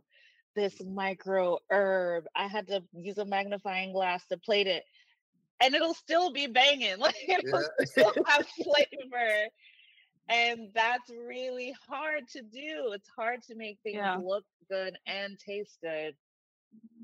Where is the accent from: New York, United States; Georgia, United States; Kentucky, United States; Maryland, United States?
Georgia, United States; Atlanta; moved away; also born or lived in Jamaica; I'm actually an immigrant. I came here age one. And then when I'm in Atlanta, I'm like, I'm from Atlanta